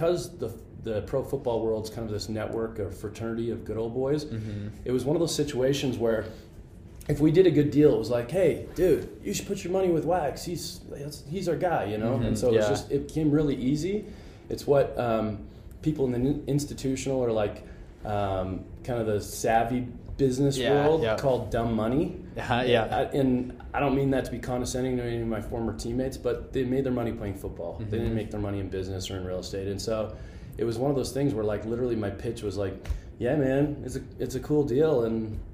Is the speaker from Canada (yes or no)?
yes; Canada; moved away as an adult; now in United States; I'm an immigrant from Canada